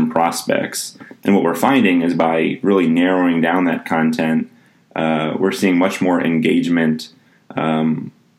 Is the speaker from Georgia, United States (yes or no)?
yes; Atlanta, Georgia, United States; moved away as an adult; now in Lawrence, United States; I grew up in Atlanta. I went to high school at North Springs High School in Sandy Springs